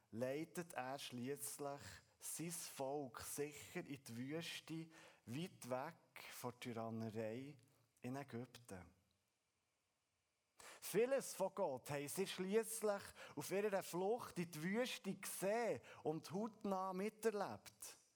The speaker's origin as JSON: {"language": "German", "country": "Switzerland", "said": "wenn wir als Schweizer von einem Berg reden oder lesen"}